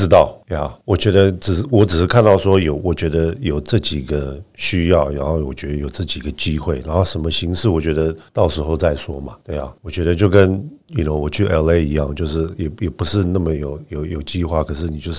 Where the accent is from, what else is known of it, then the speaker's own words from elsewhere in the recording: Zhonghe, New Taipei, Taiwan; 我在呃中和长大，我的感情是中和啊，对不对？